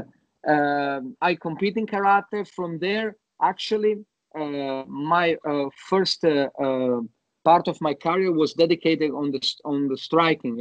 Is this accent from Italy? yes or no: yes; Italy; moved away as an adult; also born or lived in Yugoslavia; now in Sydney, Australia; I grew up in Italy. I moved in Italy when I was 1 year old